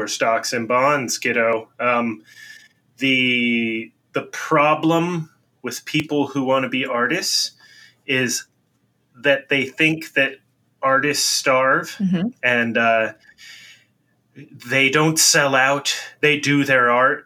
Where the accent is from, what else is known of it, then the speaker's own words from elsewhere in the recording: United States; being American